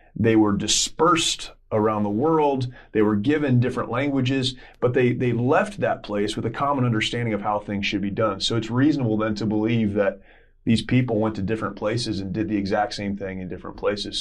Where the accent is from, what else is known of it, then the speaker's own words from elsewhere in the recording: United States; we grew up in America